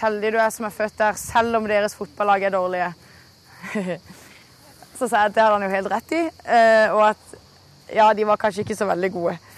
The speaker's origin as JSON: {"language": "Norwegian", "country": "Norway", "tie": "born or raised there", "said": "jeg er sykt heldig som er født i Norge."}